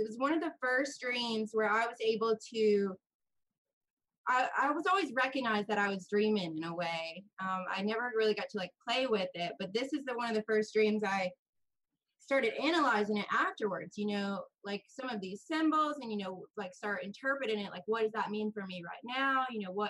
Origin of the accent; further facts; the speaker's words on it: United States; I am from the United States.